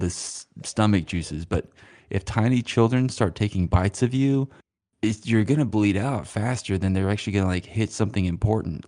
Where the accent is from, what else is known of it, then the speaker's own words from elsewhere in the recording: Stamps, Arkansas, United States; moved away; I'm technically from Stamps